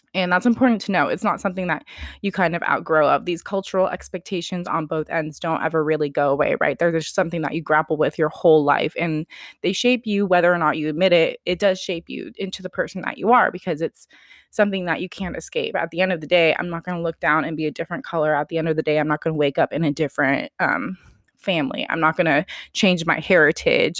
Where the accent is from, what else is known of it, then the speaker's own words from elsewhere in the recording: Sacramento, California, United States; also born or lived in Bay Area, California; I was born in the Bay Area. My parents moved up to the Sacramento area when I was less than a year old. I've been up in NorCal my whole life.